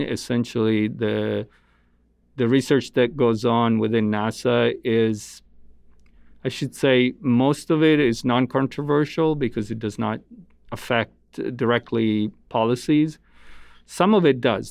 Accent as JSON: {"language": "English", "country": "Italy", "tie": "born or raised there", "moved": "as an adult", "lives_now": "United States", "said": "I grew up in Italy. Um, my parents are Italian"}